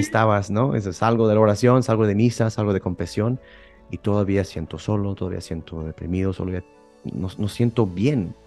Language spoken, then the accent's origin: Spanish; Houston, Texas, United States; moved away as an adult; now in Rome, Italy; yo soy de Houston, de Texas, eh, eh, y llevo, pues sí, siete años en Roma estudiando filosofía